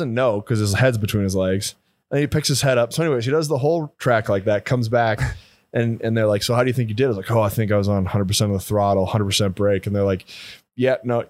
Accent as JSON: {"language": "English", "region": "Midwest", "country": "United States", "tie": "born or raised there", "also_born_or_lived": "North Dakota / Missouri", "said": "growing up in the Midwest"}